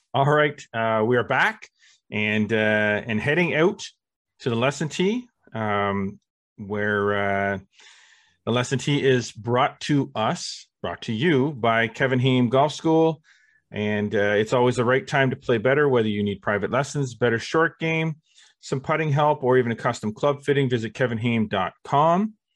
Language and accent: English; Canada; we are Canadian